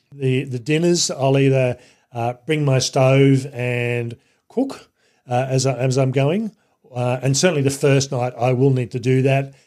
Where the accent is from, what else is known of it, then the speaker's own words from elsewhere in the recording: Canberra, Australian Capital Territory, Australia; my hometown city of Canberra